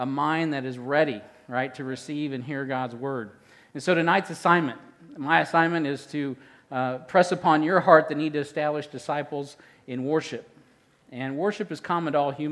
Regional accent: Midwest, United States; I'm from the Midwest

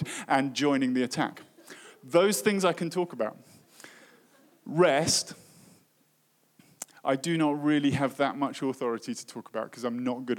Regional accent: United Kingdom; in my home country, in the UK

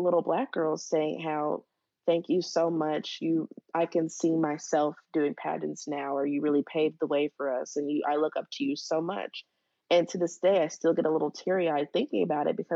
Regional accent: Dayton, Ohio, United States; I'm from Dayton, Ohio. So my schools and surrounding schools were all really excited

